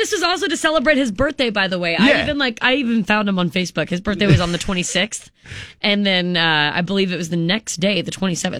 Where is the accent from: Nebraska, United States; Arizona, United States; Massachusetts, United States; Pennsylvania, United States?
Nebraska, United States; Unadilla; So also, I'm from Unadilla, which is right just 5 minutes shy, really, of Syracuse.